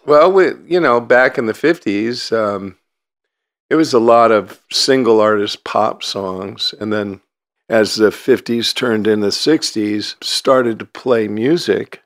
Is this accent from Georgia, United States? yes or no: no; Lafayette, California, United States; grew up in Lafayette in the hills and not really downtown Lafayette, but more so way back in the hills. We had a Walnut Creek phone number